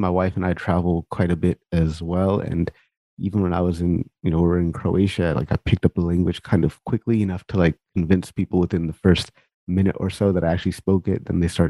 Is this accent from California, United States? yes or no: yes; California, United States; I speak-ish Punjabi and a little bit of Hindi, but mostly, you know, English. But like I grew up in California, so we spoke a lot of Spanish in school. So like I'm pretty comfortable with Spanish.